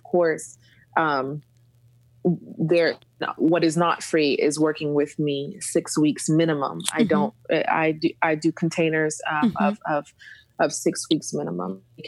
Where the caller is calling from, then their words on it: Montenegro; I'm calling in from Montenegro. Yes, we are in the country, beautiful, beautiful country of Montenegro right now in Eastern Europe for the moment.